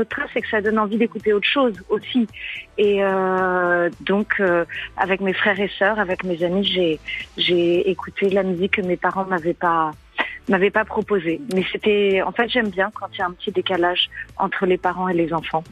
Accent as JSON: {"language": "French", "town": "Paris", "region": "Île-de-France", "country": "France", "tie": "born or raised there", "said": "je suis complètement parisienne, alors euh, à mon grand regret, j'ai vraiment jamais quitté cette ville"}